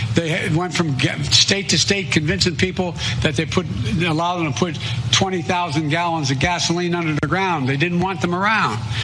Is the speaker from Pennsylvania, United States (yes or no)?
yes; Pennsylvania, United States; I'm from Pennsylvania.